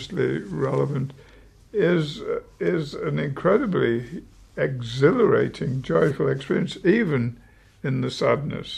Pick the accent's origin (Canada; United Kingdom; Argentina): United Kingdom; moved away as an adult; now in United States; being a Brit myself